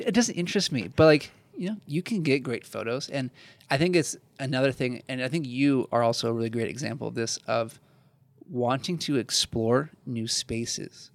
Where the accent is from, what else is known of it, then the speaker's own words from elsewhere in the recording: Midwest, United States; growing up in the Midwest